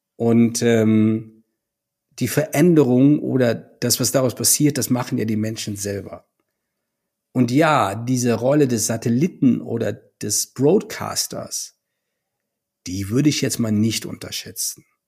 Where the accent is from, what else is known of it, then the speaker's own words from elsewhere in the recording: Düren, Jülich, Euskirchen area, North Rhine-Westphalia, Germany; moved away; bei den Vereinigten Industrieverbänden Düren, Jülich, Euskirchen in meiner alten Heimat.